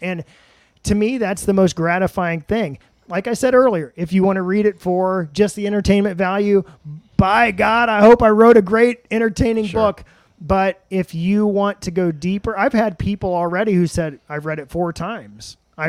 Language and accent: English; Madison, Indiana, United States; now in Columbus, United States; I'm from Madison, OG.